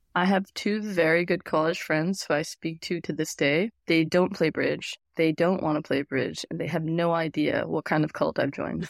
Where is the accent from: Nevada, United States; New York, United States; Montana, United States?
Nevada, United States; Las Vegas; I grew up in Vegas